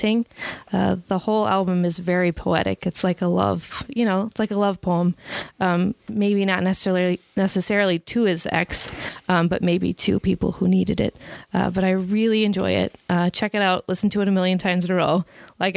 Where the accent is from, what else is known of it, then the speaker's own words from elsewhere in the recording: Wisconsin, United States; I'm from Wisconsin.